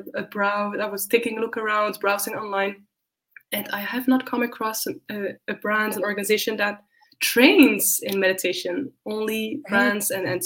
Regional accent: Netherlands; moved away as an adult; also born or lived in Spain; now in Berlin, Germany; I'm from the Netherlands. I have left home about 8 years ago

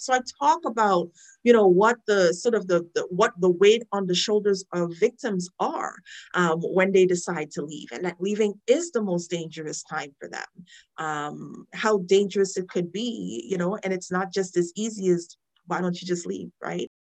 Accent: Trinidad & Tobago; moved away; I'm a child witness of the issue growing up in Trinidad.

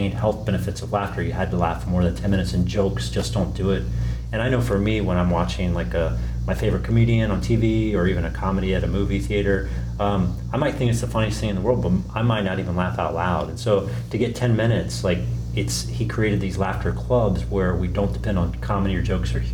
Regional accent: Richmond, Virginia, United States; born and raised in Richmond

